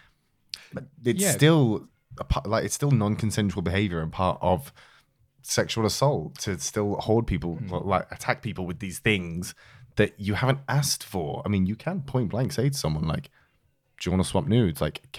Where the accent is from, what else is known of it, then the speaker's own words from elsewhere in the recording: York, Yorkshire and the Humber, United Kingdom; I am also from York